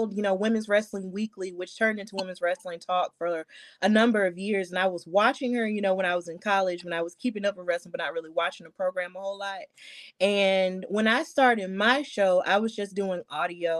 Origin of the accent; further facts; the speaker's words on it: Birmingham, Alabama, United States; I'm from Birmingham, Alabama. So I was raised knowing the value of standing up for others